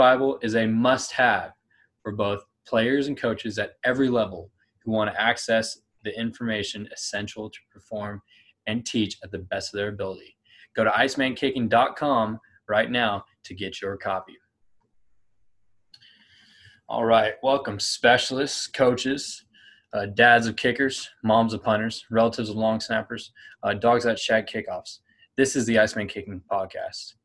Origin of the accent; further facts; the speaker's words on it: Clovis, California, United States; I grew up in Clovis, California, okay, right near Fresno